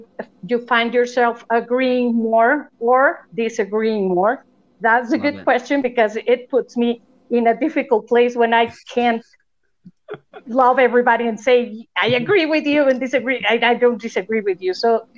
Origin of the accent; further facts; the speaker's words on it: Mexico; I'm not from Chicago, and we in Mexico